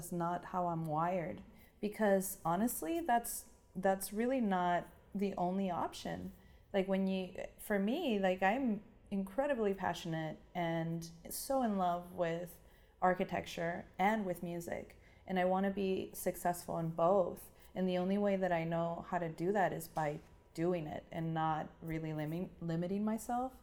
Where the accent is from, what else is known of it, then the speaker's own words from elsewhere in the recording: Tijuana, Baja California, Mexico; moved away as an adult; now in San Diego, United States; But I grew up in Tijuana and lived in Tijuana my whole life